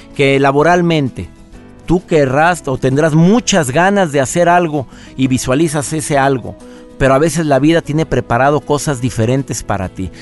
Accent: Monterrey, Nuevo León, Mexico; moved away; la ciudad donde yo nací, mi querido Monterrey

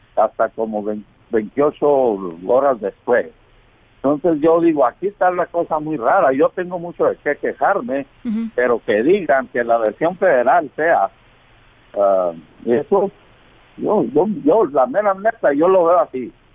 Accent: Mexico; yo soy mexicano

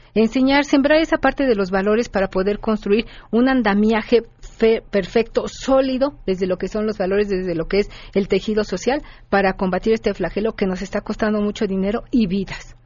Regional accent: Mexico

